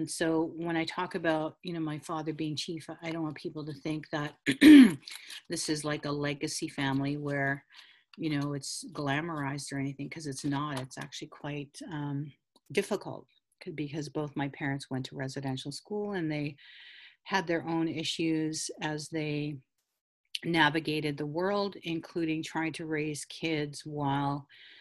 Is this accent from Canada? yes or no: yes; Taykwa Tagamou Nation, north of Cochrane, Ontario, Canada; I'm from Tequotagamo Nation, and we were historically called New Post First Nation or New Post Band, based upon where our treaty was signed, which is near the New Post of Hudson's Bay Company. And so we were from that area, which is north of Cochrane.